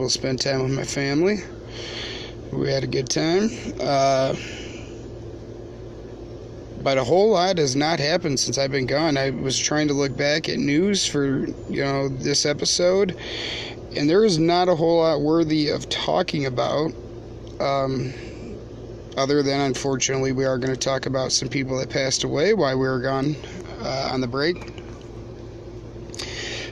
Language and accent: English; northern Michigan, United States; moved away; my hometown back in northern Michigan